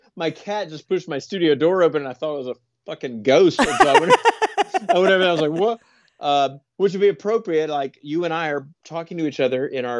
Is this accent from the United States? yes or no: yes; the South, United States; And the fact that I came from the South, but I don't necessarily have one of them Southern accents.